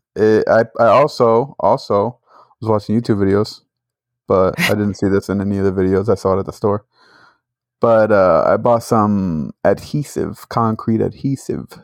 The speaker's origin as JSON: {"language": "English", "region": "Northeast", "country": "United States", "said": "we're from the Northeast. There's no freaking tornadoes up there"}